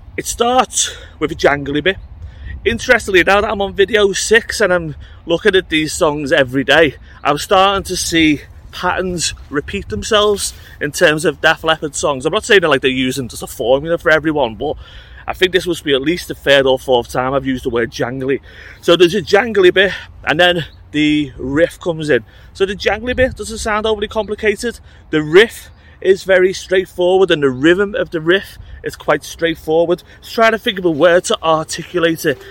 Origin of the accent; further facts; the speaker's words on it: United Kingdom; I'm British